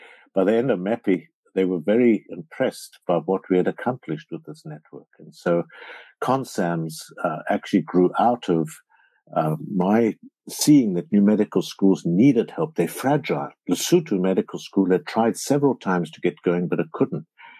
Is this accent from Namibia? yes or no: yes; Namibia; moved away; I flew to Namibia, my home country